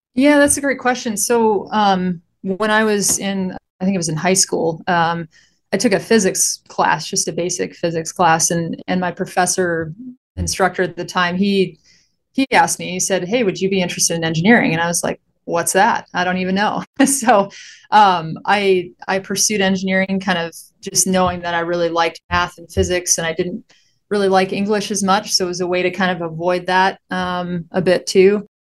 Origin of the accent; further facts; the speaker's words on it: Michigan, United States; moved away as an adult; now in Phoenix, United States; I grew up in Michigan. I was there for, what was it, twenty-two years or so, and then I, I headed out here right after graduation